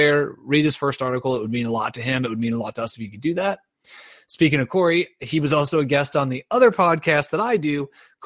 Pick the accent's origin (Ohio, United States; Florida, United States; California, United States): Ohio, United States; I am from Ohio